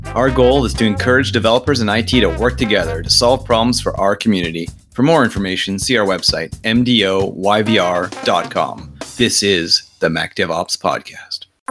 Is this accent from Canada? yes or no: yes; Canada; I'm Canadian